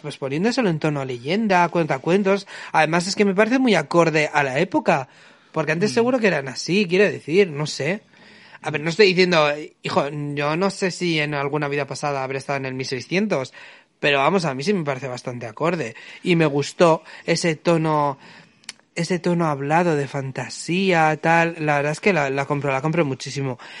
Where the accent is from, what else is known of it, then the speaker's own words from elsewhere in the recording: Bilbao, Basque Country, Spain; nacido y criado en Bilbao